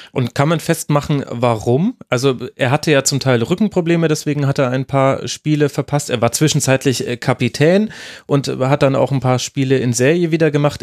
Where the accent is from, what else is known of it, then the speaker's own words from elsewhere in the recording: Germany; wir als äh, Deutsche